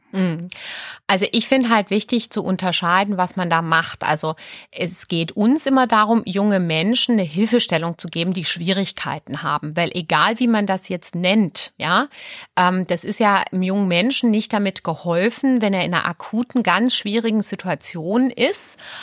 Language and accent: German; Aalen, Baden-Württemberg, Germany; moved away as an adult; also born or lived in Sweden / Berlin; Ich bin ja Schwedin. Und die ersten drei Lebensjahre war ich auch noch in Schweden. Und dann sind meine Eltern aber nach Süddeutschland. Und ich bin im Ostalbkreis groß geworden, auf der Schwäbischen Alb